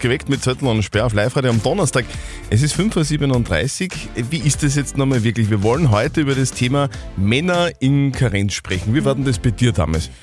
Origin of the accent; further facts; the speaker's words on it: Upper Austria, Austria; bei uns in Oberösterreich